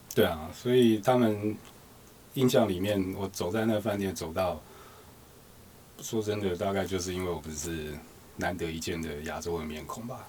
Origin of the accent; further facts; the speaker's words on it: Taiwan; 我们就是一个台湾人的样子